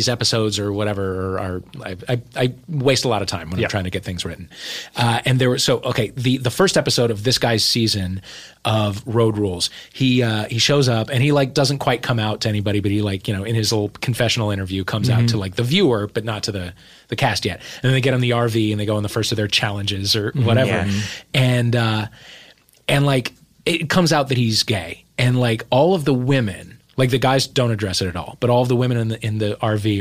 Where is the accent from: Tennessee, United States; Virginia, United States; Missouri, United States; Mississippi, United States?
Missouri, United States; St. Louis